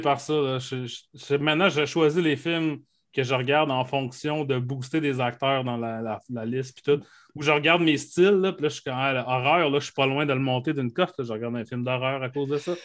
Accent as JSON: {"language": "French", "town": "Saguenay", "region": "Quebec", "country": "Canada", "tie": "born or raised there", "said": "dans mon village natal d'Arvida, au Saguenay"}